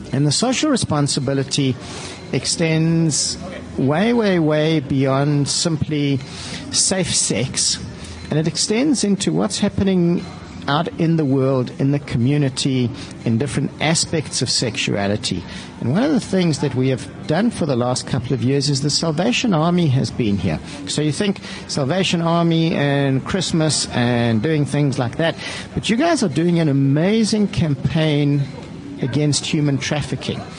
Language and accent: English; South Africa; we don't really see it as being a South African problem or it happening in South Africa.